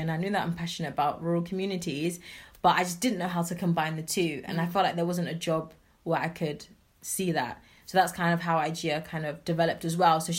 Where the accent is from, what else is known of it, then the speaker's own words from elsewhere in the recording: Kumasi, Ashanti, Ghana; because of course, you know, I'm originally from Kumasi. I'm from a place called Suame